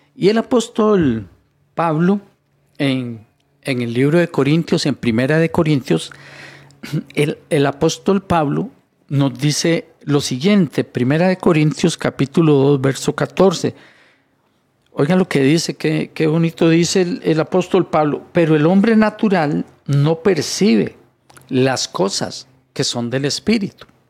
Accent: Costa Rica; Yo, soy, yo soy costarricense. Yo soy costarricense

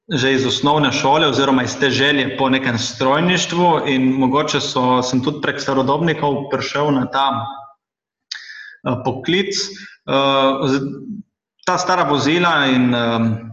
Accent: Šempeter pri Gorici, Slovenia; Sem tudi sam iz Šempetra

